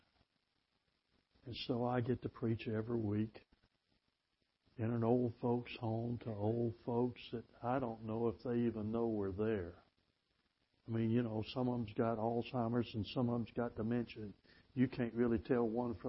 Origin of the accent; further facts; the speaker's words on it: Mississippi, United States; also born or lived in Tennessee; I'm from Mississippi